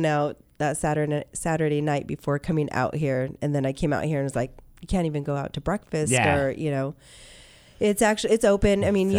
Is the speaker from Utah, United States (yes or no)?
no; Ventura County, California, United States; moved away as an adult; also born or lived in Port Hueneme / El Rio; now in Arizona, United States; I'm born and raised in Ventura County.